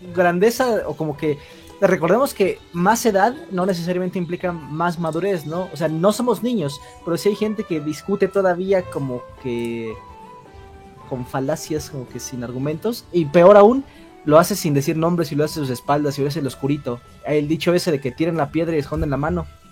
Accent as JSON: {"language": "Spanish", "country": "Mexico", "said": "Soy, soy mexicano"}